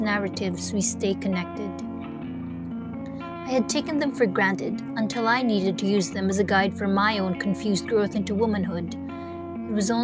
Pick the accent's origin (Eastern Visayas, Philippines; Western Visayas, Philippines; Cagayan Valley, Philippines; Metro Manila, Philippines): Metro Manila, Philippines; Manila; My sister and I grew up in Manila without learning how to speak Camayo or Bisaya